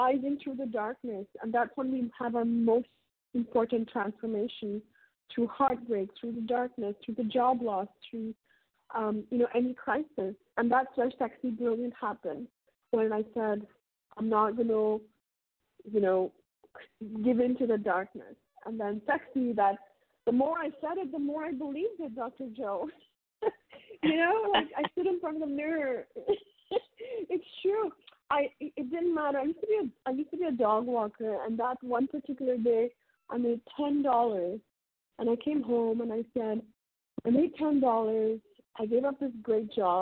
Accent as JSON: {"language": "English", "country": "India", "tie": "born or raised there", "said": "And I grew up in India, and I'm born and raised in India."}